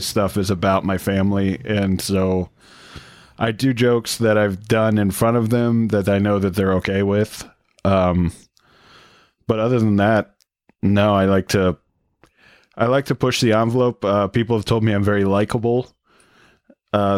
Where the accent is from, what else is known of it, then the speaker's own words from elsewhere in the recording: Cincinnati, Ohio, United States; moved away as an adult; also born or lived in Michigan; now in Detroit, United States; I was born in Michigan, grew up in Cincinnati, and now I'm back in Michigan